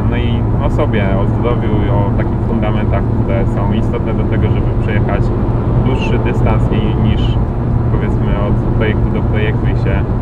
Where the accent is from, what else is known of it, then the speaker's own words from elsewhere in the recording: Lubiaszów, Łódź Voivodeship, Poland; moved away; jestem e, z, z małej miejscowości, e, mieszkałem 20 lat pod Łodzią, e, kompletnie w takiej małej miejscowości Lubiaszów, e, pod Piotrkowem Trybunalskim